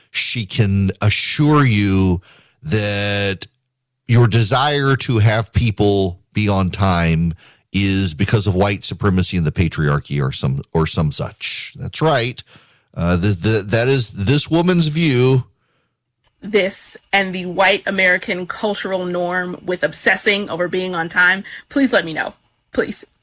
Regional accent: Dubai, United Arab Emirates; I grew up in the Middle East. I can assure you uh, in Dubai growing up, uh, you were expected to be on time

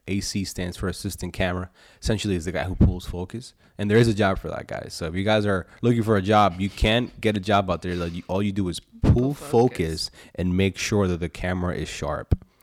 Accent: Medellin, Antioquia, Colombia; now in Pennsylvania, United States; I was born in Medellin, Colombia, down in South America

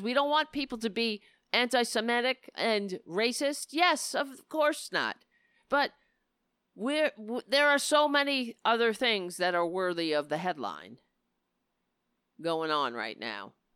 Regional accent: New York City, New York, United States; I grew up on Staten Island, so I am Irish

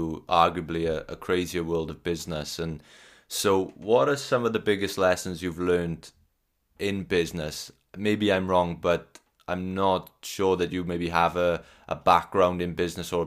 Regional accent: Wales, United Kingdom; I'm Welsh

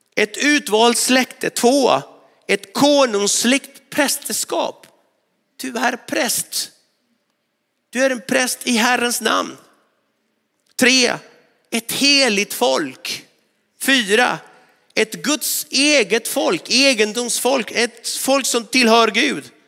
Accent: northwestern Argentina, Argentina; now in Sweden; utanför min hemstad i nordvästra Argentina

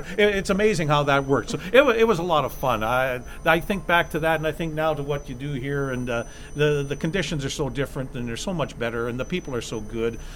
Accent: Winnipeg, Manitoba, Canada; the Pioneer Arena in Winnipeg, which is my hometown

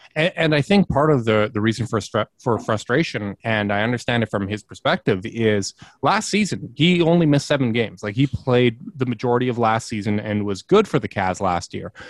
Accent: Winnipeg, Manitoba, Canada; I'm from Winnipeg, uh, born and raised.

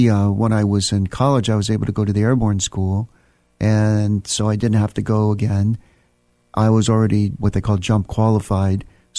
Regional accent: Virginia, United States; also born or lived in Germany; I grew up in Northern Virginia, the son of a Creole military officer. So I was actually born in Germany, and then my family came to the United States

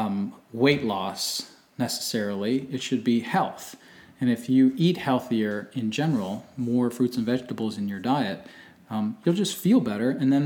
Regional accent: Delaware, United States; born or raised there

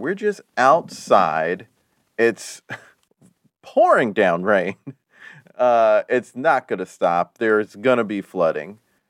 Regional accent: Florida, United States; I'm from Florida, and there's a lot of storm. It's hurricane season, you know, just about all the time in the Gulf.

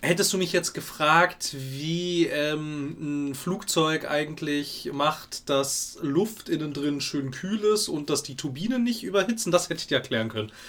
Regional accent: Germany; Ich komme aus dem Westen.

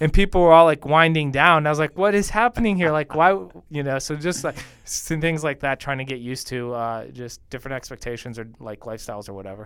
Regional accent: Bogota, Bogotá Capital District, Colombia; born or raised there; moved away

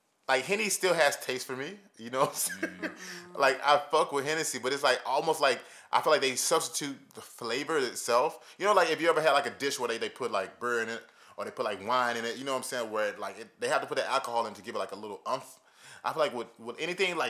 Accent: Dallas, Texas, United States; also born or lived in Cincinnati, Ohio; now in New York, United States; I'm from Dallas.

